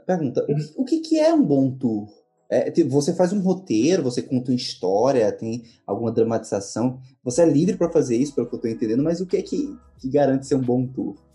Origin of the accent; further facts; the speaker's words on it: Northeast Brazil, Brazil; eu particularmente, que sou do Nordeste brasileiro